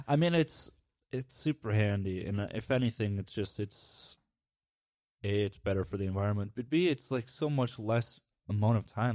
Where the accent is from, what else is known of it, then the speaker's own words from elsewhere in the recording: Midwest, United States; growing up in the Midwest